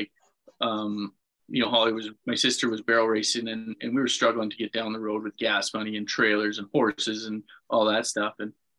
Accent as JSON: {"language": "English", "region": "Manitoba", "country": "Canada", "tie": "born or raised there", "said": "I mean, I say this story a bunch, but the very first bull riding I went to was a Cody Snyder bull busting in Winnipeg."}